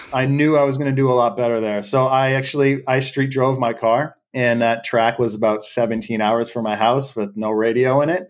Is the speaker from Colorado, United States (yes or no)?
no; Derry, New Hampshire, United States; I'm from Derry, New Hampshire, a small town in, uh, southern New Hampshire on the eastern side of the states